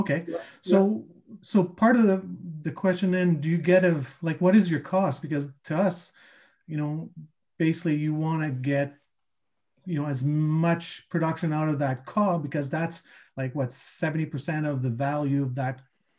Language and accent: English; Manitoba, Canada; Oh, Southern Manitoba.